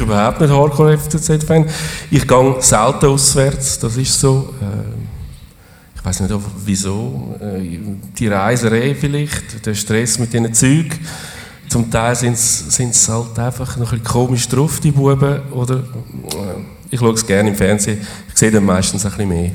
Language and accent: German; Zurich, Switzerland; wir sind Zürcher